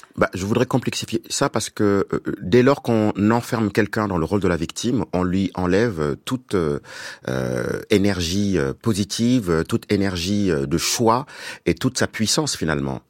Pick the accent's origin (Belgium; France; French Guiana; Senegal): Senegal; je viens du Sénégal